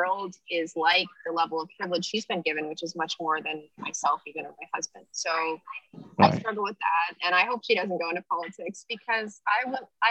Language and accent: English; California, United States; moved away; I'm from California. Like, so I'm the one who's not from here